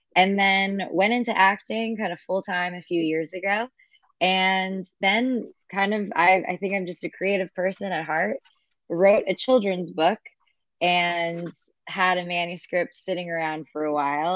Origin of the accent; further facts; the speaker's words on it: Kingsburg, California, United States; moved away as an adult; also born or lived in Los Angeles; I grew up in Central California, so a small town called Kingsburg. It's outside of Fresno